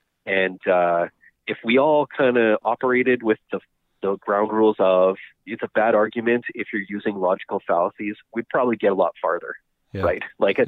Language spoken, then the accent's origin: English; Winnipeg, Manitoba, Canada; also born or lived in Bagotville, Quebec / Rivers, Manitoba / Verdon, Manitoba; And I grew up in Verdon, spent summers there with my grandparents often, and we moved to Winnipeg when I was in grade 2. Okay. And lived here ever since.